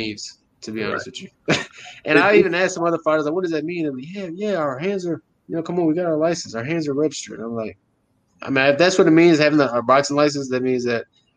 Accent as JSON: {"language": "English", "town": "Fort Hood", "region": "Texas", "country": "United States", "tie": "born or raised there", "said": "I grew up in Texas my entire life"}